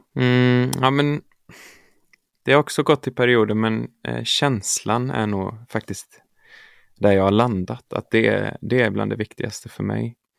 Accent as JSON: {"language": "Swedish", "town": "Örby", "region": "Västra Götaland", "country": "Sweden", "tie": "born or raised there", "said": "jag är uppvuxen i Örby kyrka eh, i Marks kommun där jag kommer ifrån."}